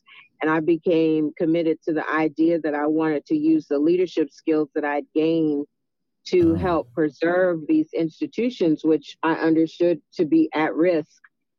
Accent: New York City, New York, United States; also born or lived in Brooklyn, New York; I was born and raised in New York, born in Brooklyn, raised in Queens. My parents were from the South, from North Carolina. They went to New York in the 60s seeking better opportunities, as many Black Americans did.

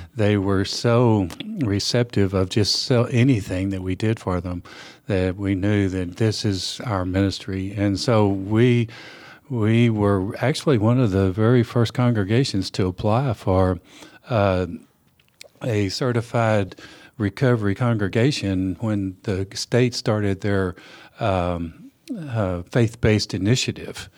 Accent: West Texas, United States; now in Nashville, United States; I grew up in, uh, West Texas in the Permian Basin area

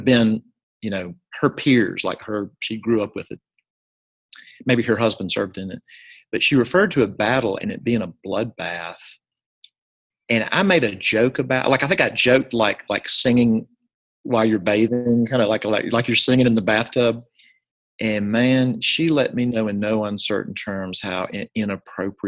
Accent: Jackson, Mississippi, United States; This is at First Presbyterian Day School in my hometown, Jackson, Mississippi

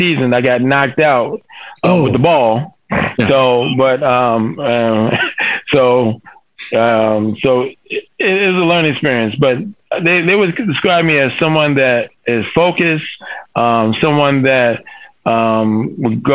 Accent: Newark, New Jersey, United States; I'm from Newark, New Jersey, the largest city in New Jersey. The public system there is not the best.

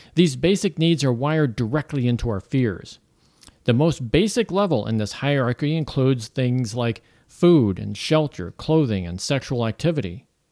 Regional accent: Florissant, Missouri, United States; moved away as an adult; also born or lived in Woodland Hills, California / Ventura County, California; now in Saint Louis, United States; I grew up in Florissant, Missouri.

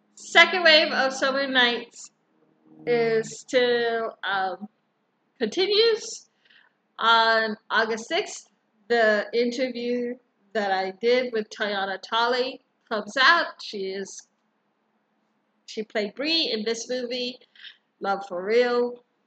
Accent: Hawaii, United States; Hawaii is beautiful as always. My home state is beautiful

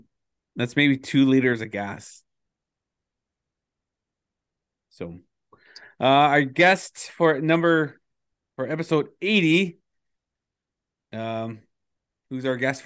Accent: Treaty 9, Ontario, Canada; now in Kenora, Canada; I'm from Treaty 9, which makes me Cree

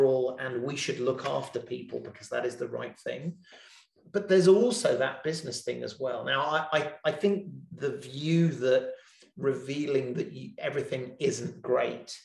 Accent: England, United Kingdom; being English

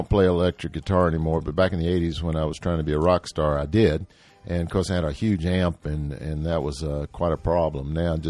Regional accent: Jackson, United States; moved away as an adult; also born or lived in Salinas / Berkeley / West Virginia / New York City; a friend of mine from my hometown from Jackson

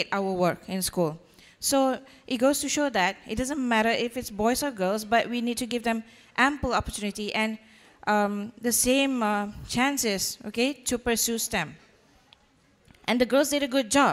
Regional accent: Malaysia; I'm from Malaysia.

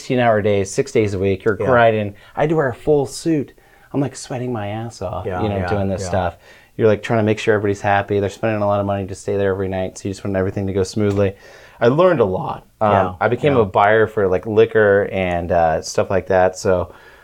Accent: United States; moved away as an adult; also born or lived in Monterey, California; now in Southern California, United States; I grew up there. Spent 23 years of my life over there.

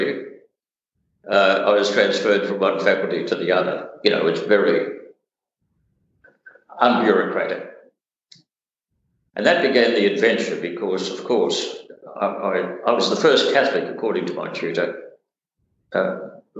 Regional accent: Hobart, Tasmania, Australia; I was brought up in Hobart, which was fairly tribal in the 1950s, 60s.

